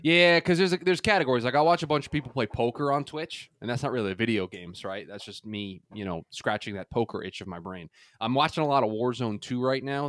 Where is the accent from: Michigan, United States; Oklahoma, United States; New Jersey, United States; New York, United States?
New York, United States; as a kid growing up in New York